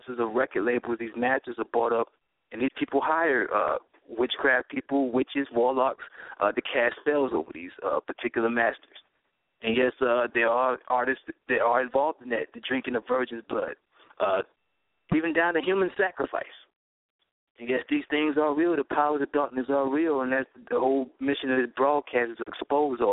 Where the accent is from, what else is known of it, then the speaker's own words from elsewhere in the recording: New York City, New York, United States; now in Atlanta, United States; I'm from Brooklyn, New York, so growing up in New York, it was a melting pot.